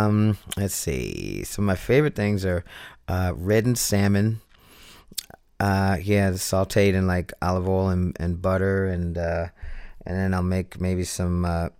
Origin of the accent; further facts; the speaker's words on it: Philadelphia, Pennsylvania, United States; Philly was definitely very musical town. And, I've stated before that I didn't realize to what extent back then, coming up.